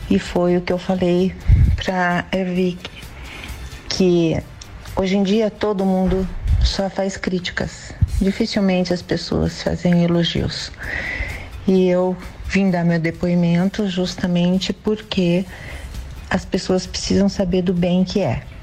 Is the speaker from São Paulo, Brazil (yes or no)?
yes; Garça, São Paulo, Brazil; Eu sou de Garça, interior de São Paulo.